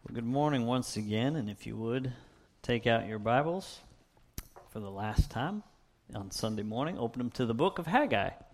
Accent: Erie, Pennsylvania, United States; now in Little Rock, United States; I didn't choose to be born in, in Erie, Pennsylvania. I grew up just a couple of miles south of Lake Erie

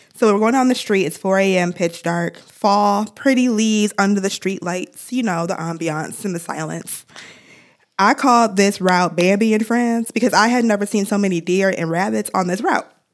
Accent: Ann Arbor, Michigan, United States; growing up in Ann Arbor, I was exposed to so many different cultures

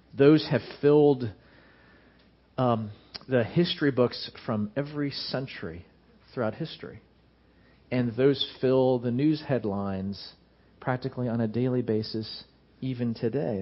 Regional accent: United States; American Christians

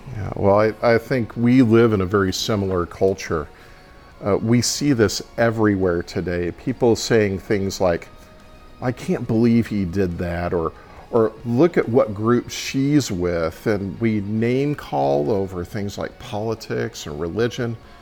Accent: Texas, United States; I'm Texan

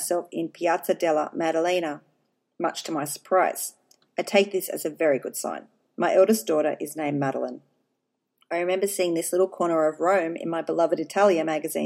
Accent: Australia; accent: Australian twang; He knows I am Australian. That lovely Australian twang of mine

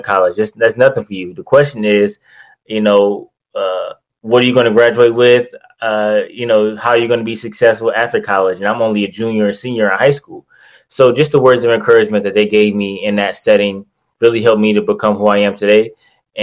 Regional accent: Detroit, Michigan, United States; I'm from Detroit. Grew up in Detroit pretty much my whole life, till around like 18 or 19 years old before I went out to college

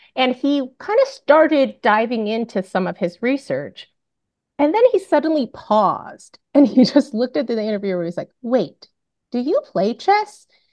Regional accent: Bellevue, Washington, United States; I grew up in Bellevue, Washington

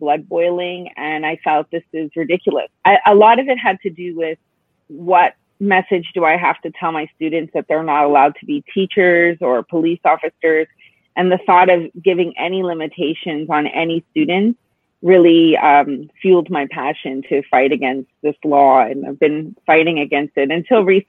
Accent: Montreal, Quebec, Canada; I was born and raised in Montreal, Quebec, Canada.

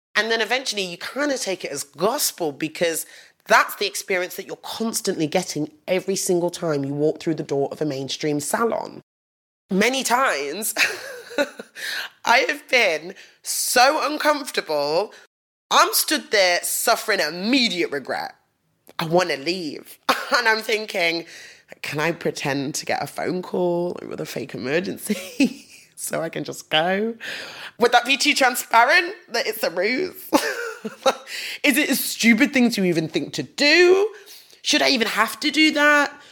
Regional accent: Nottingham, East Midlands, United Kingdom; I grew up in Nottingham.

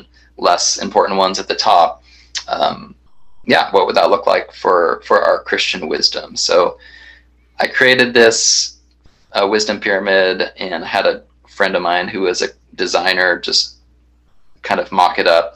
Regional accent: Kansas City, United States; moved away as an adult; also born or lived in Tulsa, Oklahoma / Wheaton, Illinois; now in Santa Ana, United States; I grew up in the Midwest, so I was born in Tulsa and then grew up kind of in Kansas City

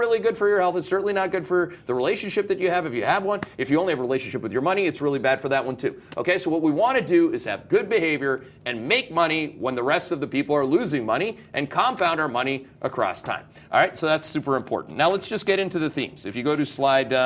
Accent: Canada; I'm Canadian.

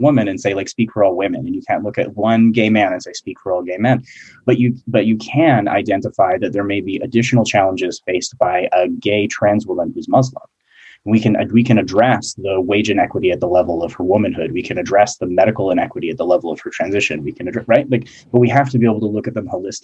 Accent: Alberta, Canada; I'm from Alberta

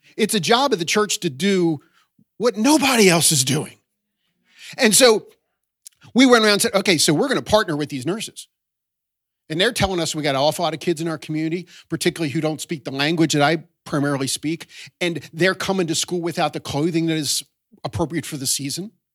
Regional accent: Baltimore, Maryland, United States; also born or lived in Boston area / southern Chester County, Pennsylvania / New York area; now in New York, United States; I was raised in Baltimore

